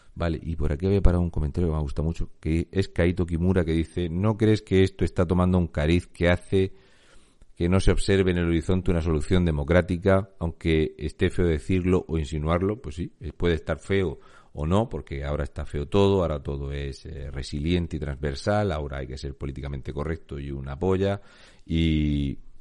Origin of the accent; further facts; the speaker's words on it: Murcia, Region of Murcia, Spain; yo soy de Murcia